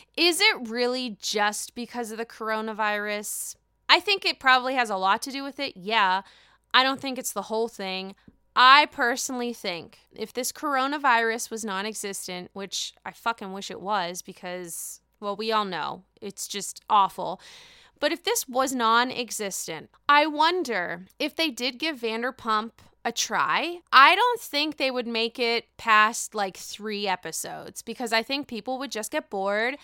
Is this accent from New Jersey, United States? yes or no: no; Pittsburgh, Pennsylvania, United States; born and raised in Pittsburgh